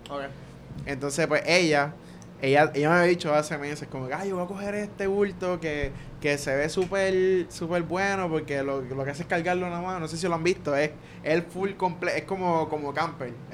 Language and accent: Spanish; Guaynabo, Puerto Rico; yo soy de Guaynabo.